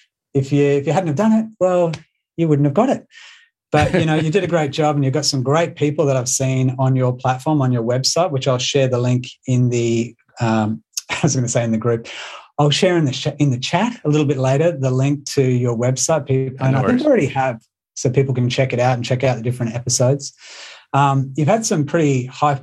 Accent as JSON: {"language": "English", "country": "Australia", "accent": "Australian", "said": "my Australian accent"}